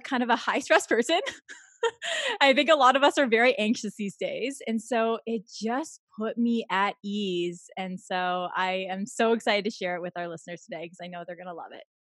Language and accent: English; Toronto, Ontario, Canada; also born or lived in California; I'm from Toronto